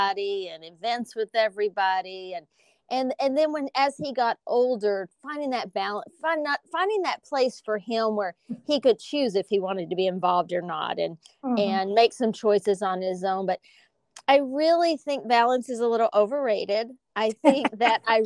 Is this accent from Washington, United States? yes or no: no; Lubbock, Texas, United States; moved away as an adult; now in New York, United States; I was raised in the South